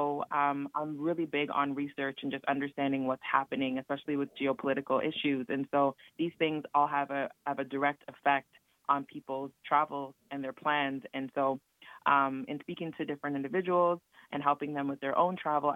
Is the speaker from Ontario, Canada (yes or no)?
yes; Toronto, Ontario, Canada; I'm actually from Toronto, Canada, so part of the six